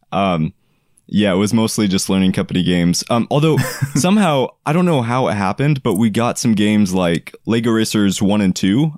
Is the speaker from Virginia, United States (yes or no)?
no; Oregon, United States; I am from Oregon